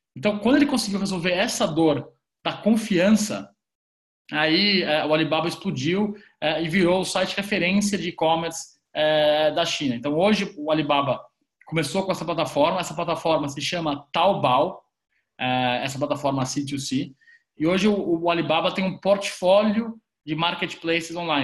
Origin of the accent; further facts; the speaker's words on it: Brazil; a gente, enquanto brasileiros